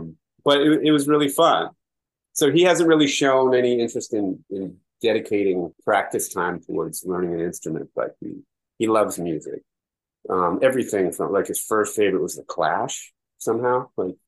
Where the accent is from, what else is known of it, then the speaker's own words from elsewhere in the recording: West Coast, United States; We're both from the West Coast, and we're raising a city kid.